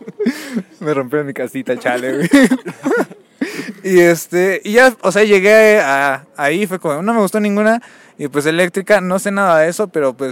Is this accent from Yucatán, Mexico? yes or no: no; State of Mexico, Mexico; now in Mexico City, Mexico; Sí, sí, soy chilango de rancho.